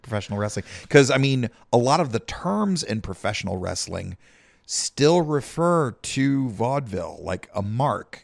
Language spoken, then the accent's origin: English; South Carolina, United States; we come from Podunk, South Carolina